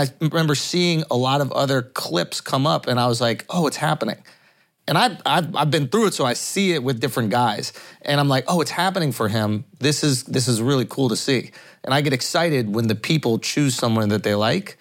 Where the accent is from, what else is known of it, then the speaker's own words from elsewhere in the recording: New York, United States; we grew up in New York